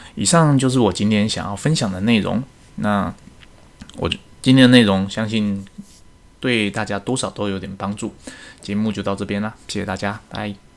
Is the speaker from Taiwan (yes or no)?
yes; Taiwan; 身为一个台湾人，我希望台湾之光可以再世界各地发扬光大